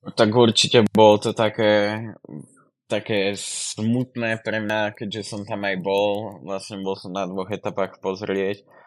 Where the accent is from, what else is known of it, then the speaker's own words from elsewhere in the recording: Kysuce, Žilina Region, Slovakia; moved away as an adult; now in Žiar, Slovakia; pochádzam z Kysic, ale už tam nebývam, už bývam v Žiari